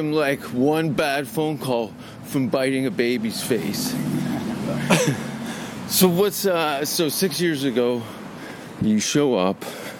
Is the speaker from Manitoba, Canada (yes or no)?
no; Hamilton, Ontario, Canada; Hamilton, Ontario.